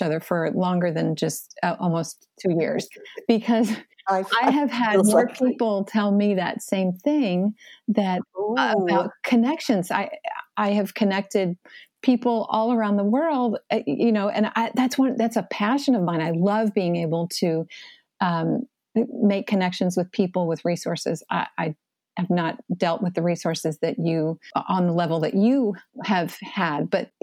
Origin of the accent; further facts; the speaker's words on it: West Palm Beach, Florida, United States; I was born in West Palm Beach